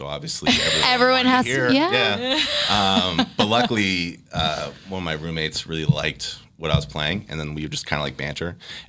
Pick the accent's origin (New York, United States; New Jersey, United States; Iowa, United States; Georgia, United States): New York, United States; Bronxville; I grew up outside New York City in Bronxville, New York, which is part of Westchester County.